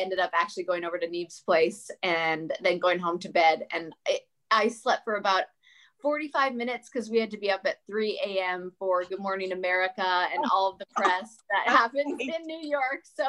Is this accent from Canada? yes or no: yes; Canada; moved away as an adult; now in United States; I'm also Canadian